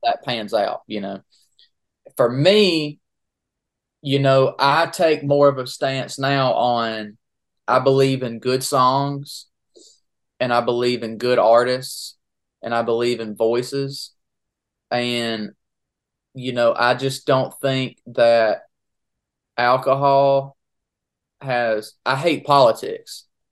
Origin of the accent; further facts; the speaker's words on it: Daisy, Georgia, United States; also born or lived in Statesboro, Georgia; I'm from Daisy, so, which is about forty minutes from Statesboro